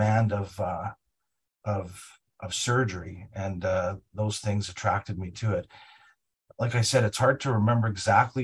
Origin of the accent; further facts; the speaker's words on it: Winnipeg, Manitoba, Canada; moved away as an adult; also born or lived in Toronto; now in Calgary, Canada; I was born in Winnipeg, Manitoba, and I grew up in Winnipeg